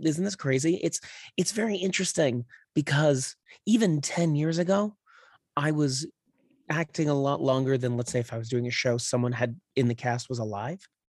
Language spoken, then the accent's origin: English; Claremont, California, United States; also born or lived in San Dimas / Upland / Rancho Cucamonga / North Hollywood; now in Los Angeles, United States; raised in the Inland Empire in, like, Claremont, um, is where I, like, grew up